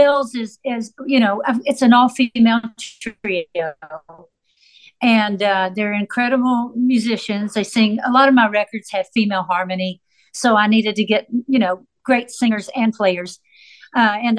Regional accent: Nashville, Tennessee, United States; also born or lived in Florida; I grew up in Nashville in this incredible creative community

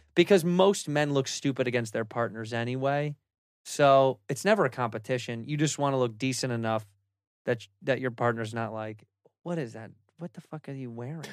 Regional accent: Chicago, Illinois, United States; I'm from Chicago, where everybody kinda sounds stupid

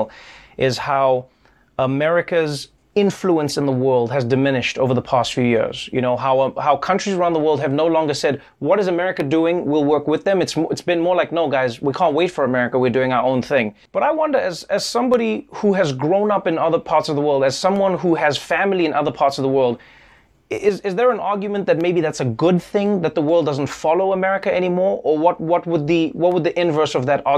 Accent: South Africa; Growing up in South Africa

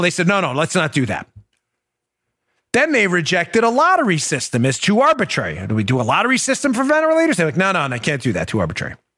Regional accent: Maryland, United States; I'm from Maryland

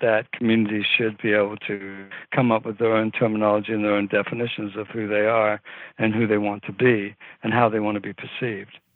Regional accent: New Zealand; moved away; I grew up in New Zealand.

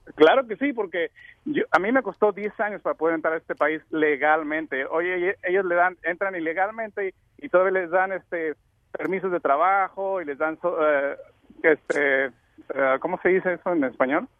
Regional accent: Mexico; now in United States; soy mexicano

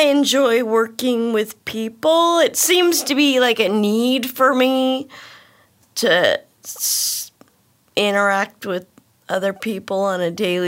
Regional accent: Roseville, California, United States; I'm from Roseville. Spent most of my life in Roseville

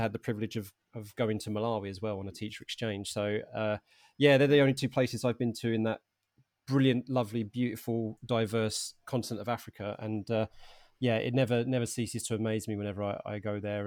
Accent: Harlow, East of England, United Kingdom; I'm originally from Arlo in Essex

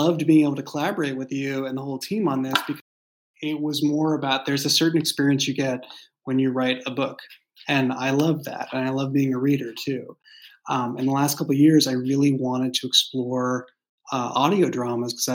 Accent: Boston, Massachusetts, United States; moved away as an adult; now in San Francisco Bay Area, United States; I grew up in Boston, and so I grew up in a walking city

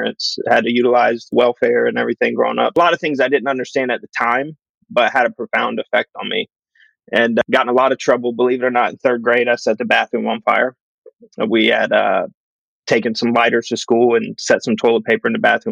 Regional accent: Marietta, Georgia, United States; I grew up in West Cobb County, Marietta area

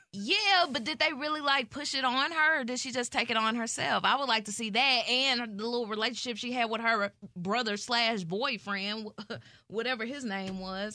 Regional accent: Nashville, Tennessee, United States; moved away; also born or lived in Georgia; I'm from Nashville, Tennessee

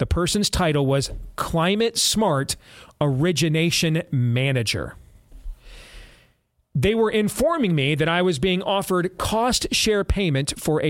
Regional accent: Iowa, United States; I grew up in Iowa on my family's farm.

